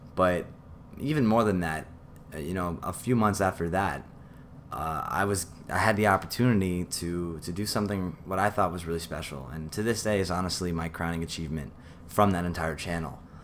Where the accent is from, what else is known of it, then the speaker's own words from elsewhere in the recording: New York City, New York, United States; I grew up in New York City.